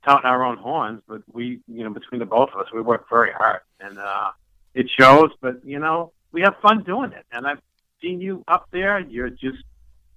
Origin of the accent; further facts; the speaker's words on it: Lynn, Massachusetts, United States; also born or lived in Gardner, Massachusetts; I'm originally from Lynn, the city of Sin